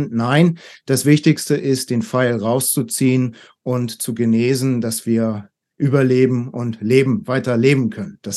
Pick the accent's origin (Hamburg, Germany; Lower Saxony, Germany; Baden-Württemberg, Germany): Hamburg, Germany; also born or lived in Taipei, Taiwan; Ich bin von Taipei jetzt nach acht Jahren wieder nach Hamburg in meine Heimatstadt gezogen.